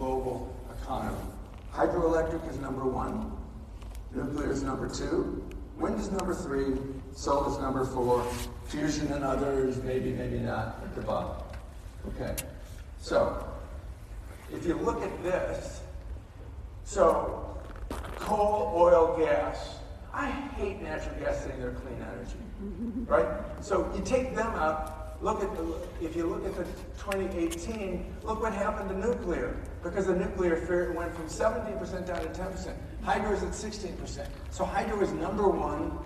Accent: Chicago, Illinois, United States; I grew up in Chicago

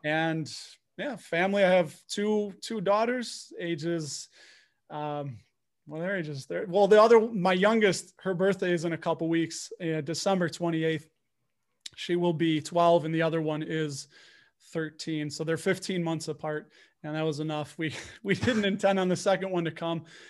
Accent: Chicago, Illinois, United States; I'm from Chicago. Got my Blackhawks hat on. I was born and raised here

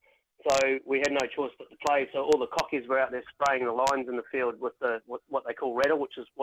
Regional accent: Te Anau, Southland, New Zealand; now in Christchurch, New Zealand; growing up in Te Anau, right down south

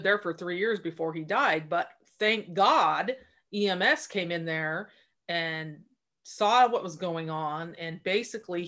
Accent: Port Angeles, Washington, United States; moved away as an adult; I grew up in Port Angeles, Washington

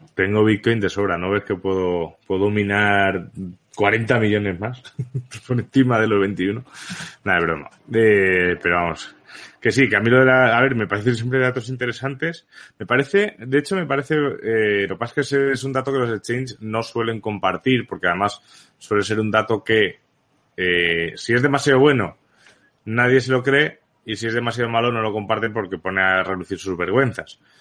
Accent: Balearic Islands, Spain; also born or lived in Barcelona; nací en Barcelona realmente, pero donde he vivido toda la vida ha sido en Baleares

